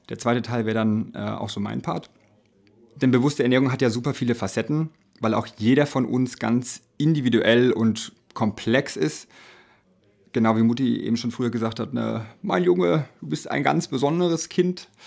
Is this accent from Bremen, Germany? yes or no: no; Bavaria, Germany; also aus Bayern, die sind ja aus Niederbayern, ich bin aus Franken, also ja praktisch Nachbarn, ja.